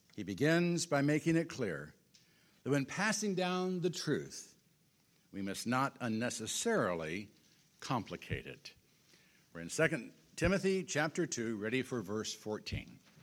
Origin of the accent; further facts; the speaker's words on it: Illinois, United States; also born or lived in Washington, Kansas; Marilyn and I came to Washington from Illinois forty-seven years ago as newlyweds